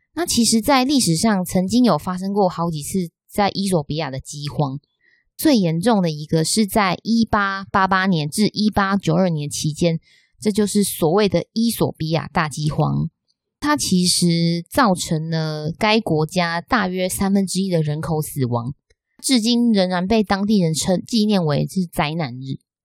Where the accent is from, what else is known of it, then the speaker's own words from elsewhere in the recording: Taiwan; 我们台湾人